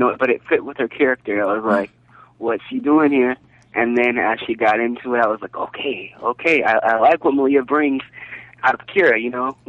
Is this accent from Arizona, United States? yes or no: no; Florida, United States; I'm from Florida.